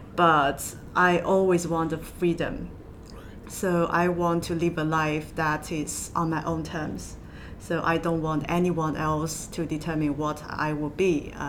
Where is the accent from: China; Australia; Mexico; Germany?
China; Southwest China; moved away as an adult; also born or lived in Northern Ireland; now in London, United Kingdom; I grew up in China. It's it's not a big city in southwest China, and I thought it was more of a provincial life, very quiet and very calm.